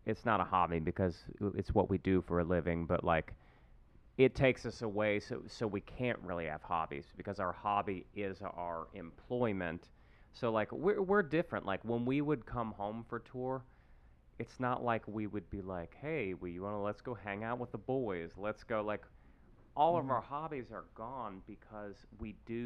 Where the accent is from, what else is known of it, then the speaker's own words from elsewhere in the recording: West Virginia, United States; I'm from West Virginia, so I would fish every summer growing up